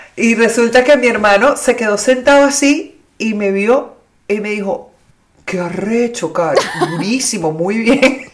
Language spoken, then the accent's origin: Spanish; Venezuela; moved away; nosotros crecimos en el Club Santa Paula básicamente en la adolescencia